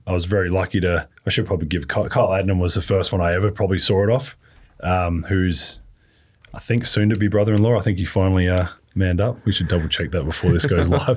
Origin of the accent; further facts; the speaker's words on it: Adelaide, South Australia, Australia; moved away; also born or lived in Melbourne; I was from Adelaide